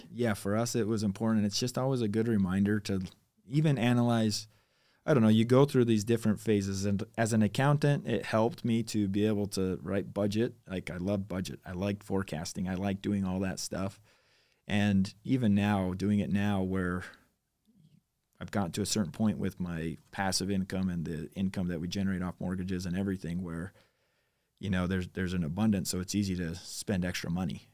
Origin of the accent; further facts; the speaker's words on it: Highland, Utah, United States; also born or lived in American Fork; Technically, we, I was raised in Highland, but I claim American Fork 'cause I ended up going to American Fork High School